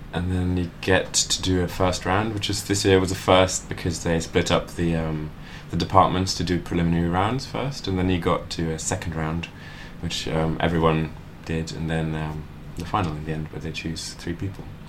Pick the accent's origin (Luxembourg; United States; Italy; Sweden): Luxembourg; now in London, United Kingdom; I'm from Luxembourg as well.